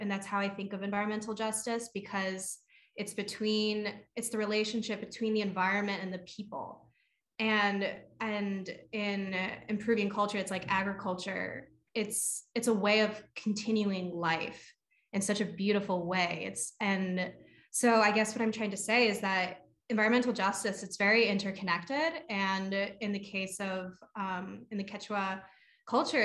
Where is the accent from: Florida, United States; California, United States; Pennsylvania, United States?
Pennsylvania, United States; Lansdale; I grew up in Lansdale. Like I grew up with chickens and fruit trees